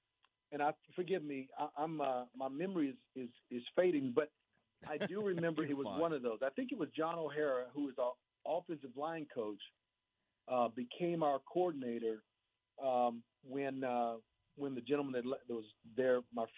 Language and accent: English; Waco, Texas, United States; I grew up here in Waco, literally blocks from campus